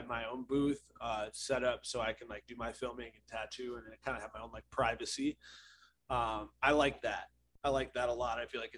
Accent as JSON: {"language": "English", "region": "Ohio", "country": "United States", "also_born_or_lived": "Texas", "moved": "as an adult", "said": "Originally, I'm from Ohio. But I traveled to Texas to get an apprenticeship."}